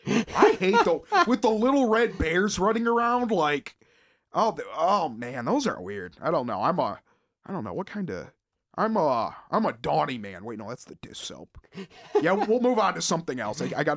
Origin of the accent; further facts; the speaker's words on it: North Carolina, United States; Believe me, I'm from North Carolina.